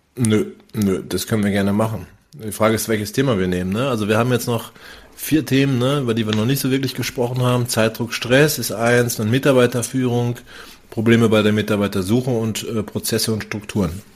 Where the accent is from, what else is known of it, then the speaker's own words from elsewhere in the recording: North Rhine-Westphalia, Germany; moved away; also born or lived in Northern Germany; Ich komme aus Nordrhein-Westfalen.